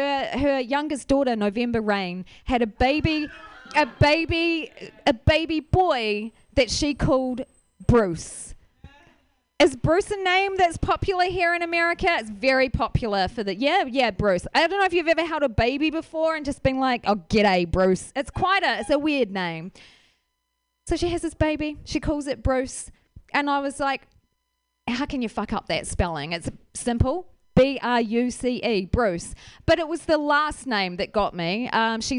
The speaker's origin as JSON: {"language": "English", "town": "Ashburton", "region": "Canterbury", "country": "New Zealand", "tie": "born or raised there", "said": "I'm from a small town in New Zealand called Ashburton"}